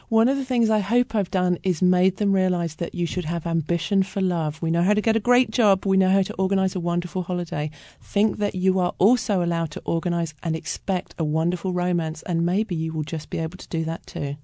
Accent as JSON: {"language": "English", "country": "United Kingdom", "tie": "born or raised there", "also_born_or_lived": "Australia", "moved": "as an adult", "lives_now": "Seattle, United States", "said": "I was brought up in Britain, but then I moved to Australia and I lived there for my twenties"}